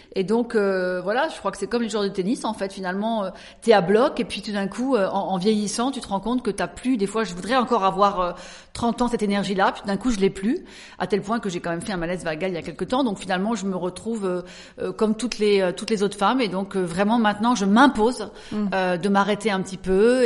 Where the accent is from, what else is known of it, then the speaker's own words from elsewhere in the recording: Alsace, Grand Est, France; moved away as an adult; also born or lived in Paris; je suis née quand même en Alsace donc je suis une alsacienne et à l'âge de 19 ans, 20 ans, je suis montée donc sur Paris